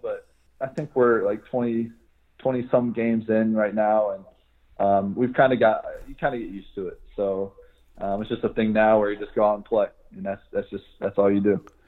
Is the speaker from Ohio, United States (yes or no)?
yes; Franklin, Ohio, United States; moved away as an adult; Franklin, the city where I live, like everybody is really close